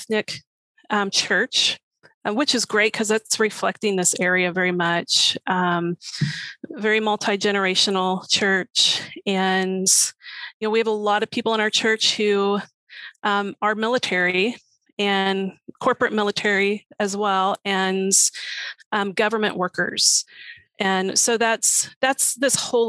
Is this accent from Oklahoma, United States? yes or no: yes; Oklahoma, United States; also born or lived in Missouri / Alaska; now in Bristow, United States; I'm originally from Oklahoma, and lived in Missouri, lived in Alaska, came here